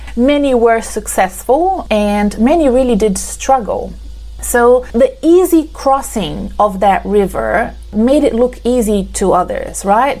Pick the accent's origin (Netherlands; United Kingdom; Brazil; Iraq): Brazil; now in Australia; You can see from my accent that I'm not from Australia. I'm originally from Brazil.